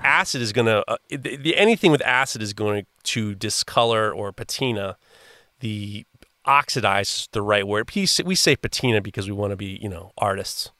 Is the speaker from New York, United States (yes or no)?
yes; New York City, New York, United States; I grew up in Manhattan in the in the late in the early 80s